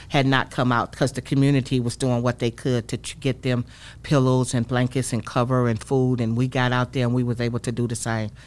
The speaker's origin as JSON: {"language": "English", "town": "Saginaw", "region": "Michigan", "country": "United States", "tie": "born or raised there", "moved": "as an adult", "said": "I grew up in Saginaw, Michigan, born and raised"}